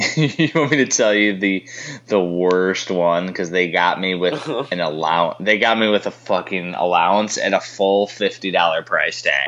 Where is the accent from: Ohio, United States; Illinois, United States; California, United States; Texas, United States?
Illinois, United States; Chicagoland area; We're from Chicago land area, which is a big metropolitan